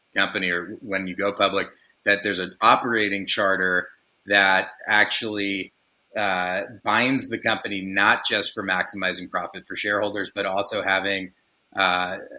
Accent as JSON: {"language": "English", "area": "Silicon Valley", "region": "California", "country": "United States", "tie": "born or raised there", "said": "I grew up in Silicon Valley"}